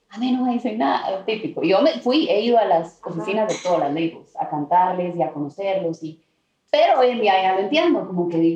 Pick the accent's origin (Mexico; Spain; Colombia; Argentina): Colombia; now in Los Angeles, United States; me acordé ese feeling de cuando me vine también de Colombia a Los Ángeles y empecé